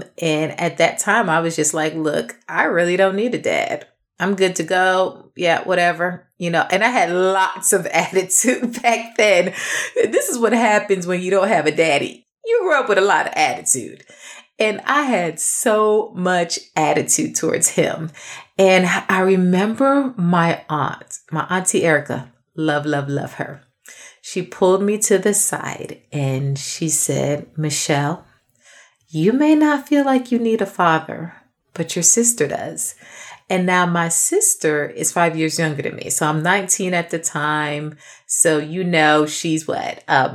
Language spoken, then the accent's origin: English; New York, United States; I'm actually from New York